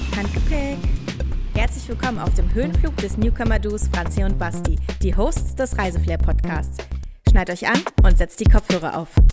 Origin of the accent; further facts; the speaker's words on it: Berlin, Germany; mein, mein Berliner Stolz